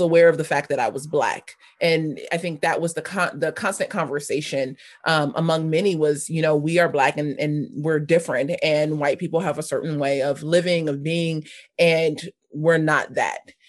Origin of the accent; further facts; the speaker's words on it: Los Angeles, California, United States; also born or lived in North Hollywood; I grew up in South Los Angeles. I spent the majority of my, my young life there until I was about fifteen, sixteen